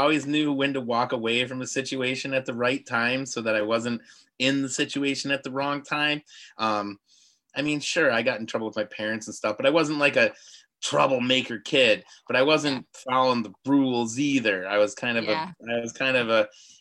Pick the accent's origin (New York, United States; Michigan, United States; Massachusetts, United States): Michigan, United States; Bay City; also born or lived in Upper Peninsula, Michigan; I grew up in Bay City, Michigan